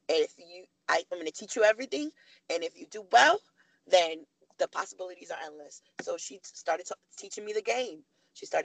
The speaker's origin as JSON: {"language": "English", "town": "Harlem", "region": "New York", "country": "United States", "said": "I'm from Harlem, my family in the projects"}